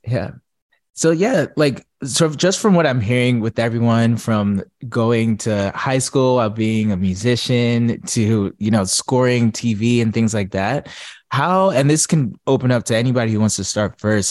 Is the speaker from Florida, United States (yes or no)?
no; Atlanta, Georgia, United States; I'm from Atlanta